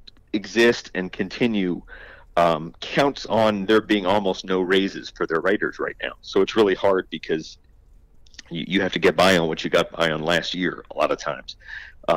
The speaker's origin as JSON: {"language": "English", "town": "Philadelphia", "region": "Pennsylvania", "country": "United States", "tie": "born or raised there", "moved": "yes", "lives_now": "Clearwater, United States", "said": "I'm from Philadelphia originally, so I very much grew up a Phillies fan"}